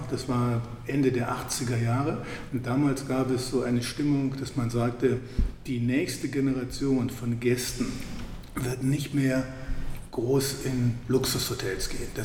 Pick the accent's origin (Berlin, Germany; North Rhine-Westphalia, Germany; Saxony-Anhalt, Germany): North Rhine-Westphalia, Germany; Wuppertal; Ähm, ich bin gebürtig aus Wuppertal. Meine Eltern hatten ein Geschäft für Farben, Tapeten, Bodenbeläge.